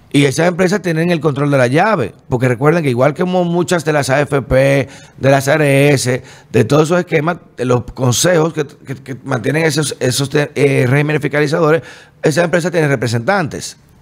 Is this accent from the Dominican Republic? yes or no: yes; Dominican Republic; como buen dominicano